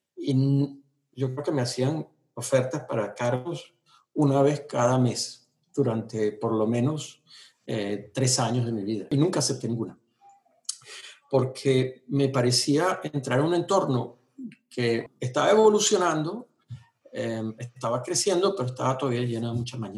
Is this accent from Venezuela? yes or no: yes; Venezuela; moved away as an adult; now in United States; yo crecí en esa Venezuela